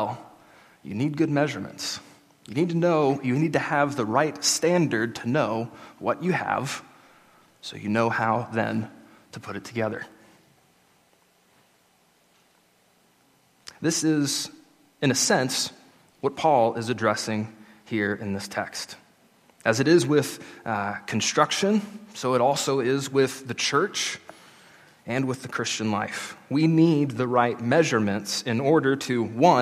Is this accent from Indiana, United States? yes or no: no; Jacksboro, Amarillo, Texas, United States; now in Olney, United States; In January of 2007, we moved from Jacksboro to Amarillo